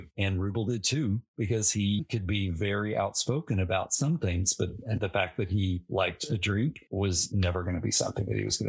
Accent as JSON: {"language": "English", "region": "the South", "country": "United States", "tie": "born or raised there"}